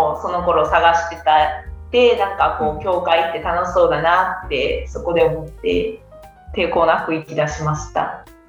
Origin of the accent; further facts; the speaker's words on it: Kansai, Japan; 関西出身です。